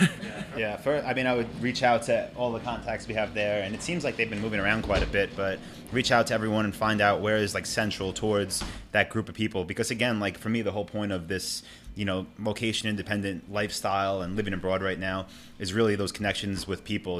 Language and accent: English; Long Island, New York, United States; moved away; I'm from New York, I'm from Long Island